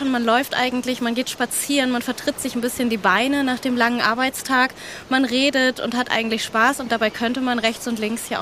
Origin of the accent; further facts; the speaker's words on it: Northern Germany, Germany; Es nieselt ordentlich, aber wir als Norddeutsche, ne, es gibt ja kein schlechtes Wetter, nur schlechte Kleidung.